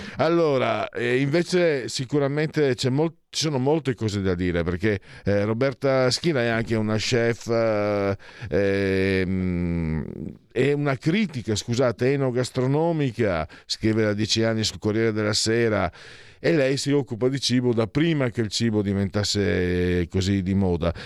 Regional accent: Friuli-Venezia Giulia, Italy; io da bambino, in Friuli, io vengo dal Friuli

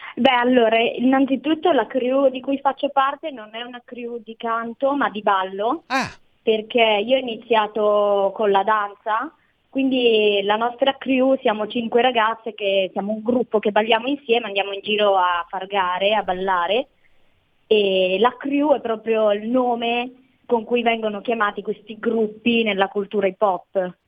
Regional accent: La Thuile, Aosta Valley, Italy; moved away as an adult; now in Turin, Italy; al momento sono a Torino per, per, studiare, però sì, sono della Valle d'Aosta

